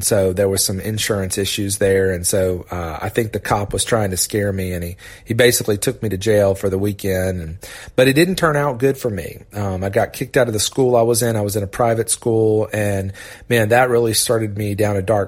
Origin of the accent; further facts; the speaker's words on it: Augusta, Georgia, United States; also born or lived in Orlando, Florida; Dad took a huge risk and moved us to Augusta, Georgia